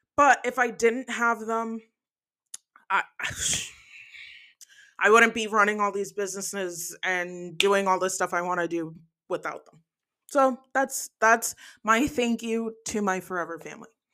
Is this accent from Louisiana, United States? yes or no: no; New Jersey, United States; moved away; also born or lived in New York; I was adopted from New York, raised in New Jersey for the first part of my life